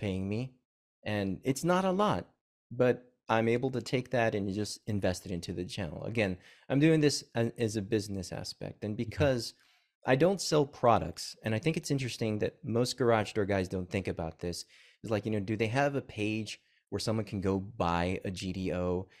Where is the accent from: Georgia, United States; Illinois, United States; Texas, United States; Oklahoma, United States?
Texas, United States; McKinney; also born or lived in Corpus Christi, Texas; I grew up in, well, I was born in Corpus and I grew up in McKinney, Texas.